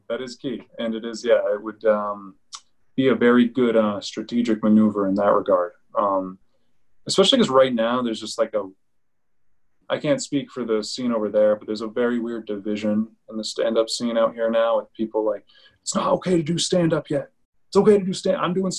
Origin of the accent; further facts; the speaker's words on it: Colorado, United States; I'm from Colorado.